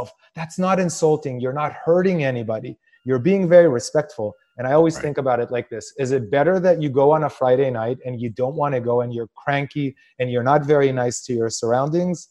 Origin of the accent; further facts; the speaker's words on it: Israel; I come from a culture in Israel where like you're supposed to be thinking of other people before you think of yourself